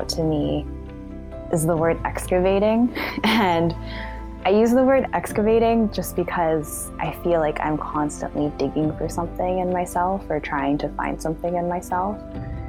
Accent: Vancouver, British Columbia, Canada; I was born and raised in Vancouver, BC

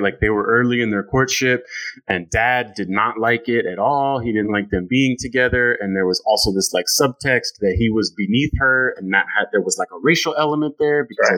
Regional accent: San Francisco, California, United States; moved away as an adult; now in New York City, United States; I'm from San Francisco. You know, I live in New York

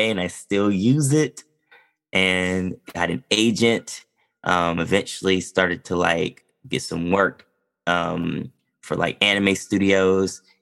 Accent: Kentucky, United States; also born or lived in Texas / Louisiana / Alabama; I'm from Kentucky originally. Um, I was a military brat. So I moved around a lot. I say Kentucky, but I moved around a lot of places Texas, Louisiana, Alabama at a time where most of my family is.

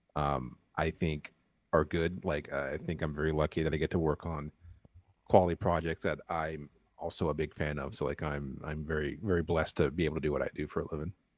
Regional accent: North Carolina, United States; I'm from North Carolina

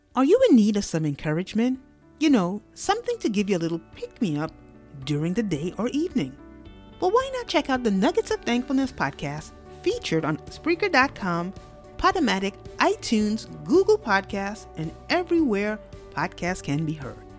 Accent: New York City, New York, United States; I am from New York City

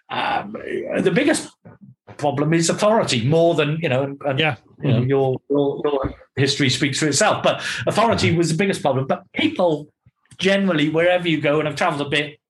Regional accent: Barry, Wales, United Kingdom; I'm from Barry.

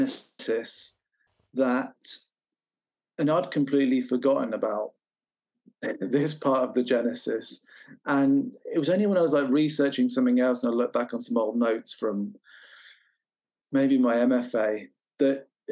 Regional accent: England, United Kingdom; And then for a long time, growing up in the Midlands, I'd been playing around with the idea of taking pictures

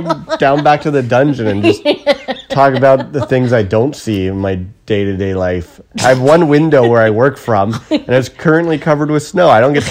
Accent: Ottawa, Ontario, Canada; moved away as an adult; now in Toronto, Canada; I never heard that growing up. In beautiful Kanata, Ontario.

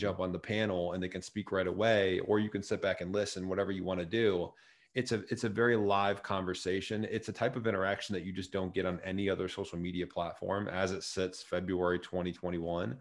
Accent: Chatham, Illinois, United States; moved away as an adult; also born or lived in Joliet, Illinois; I grew up in a, s, a town just right connected to Springfield, right south of it, called Chatham

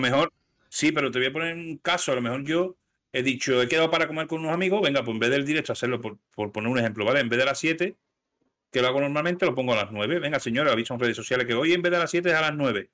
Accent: Seville, Andalusia, Spain; soy andaluz

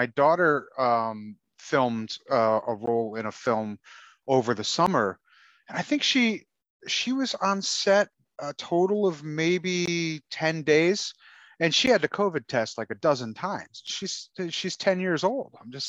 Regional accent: Bridgeport, Connecticut, United States; moved away as an adult; now in Derby, United States; I'm from Bridgeport. That's where I'm from.

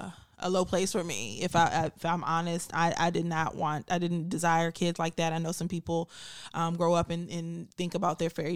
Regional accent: Maryland, United States; I'm from Maryland.

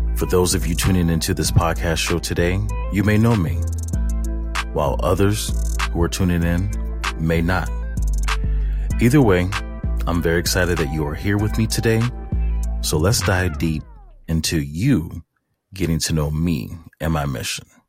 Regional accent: St. Louis, Missouri, United States; I was born and raised in Saint Louis, Missouri

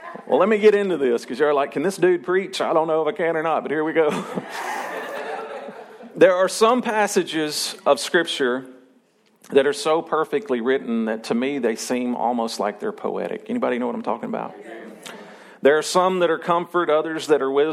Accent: Arkansas, United States; I'm still Arkansan, and I was born and raised here, and this is my hometown, and I love Arkansas

